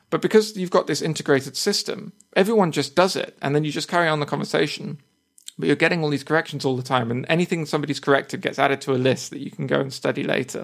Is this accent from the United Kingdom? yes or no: yes; United Kingdom; accent: British English; first language English; I say that I am a native speaker of, of English, and I also put that, that I'm a British English speaker